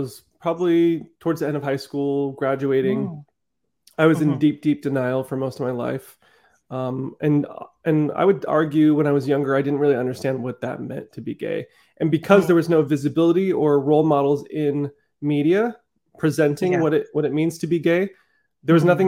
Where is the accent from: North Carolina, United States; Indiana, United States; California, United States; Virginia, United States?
California, United States; Southern; also born or lived in Netherlands; I came here when I was like 5 years old. I grew up in Southern California